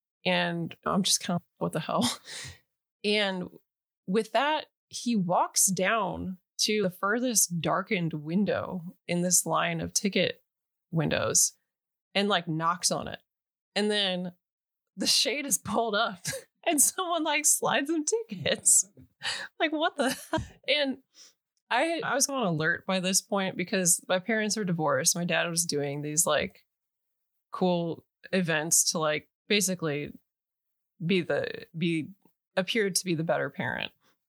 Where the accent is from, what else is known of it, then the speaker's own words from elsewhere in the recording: Chicago, Illinois, United States; I'm from Chicago. And depending on, you know, the context, it was like, I grew up at the South Side, which is like the rough part of Chicago.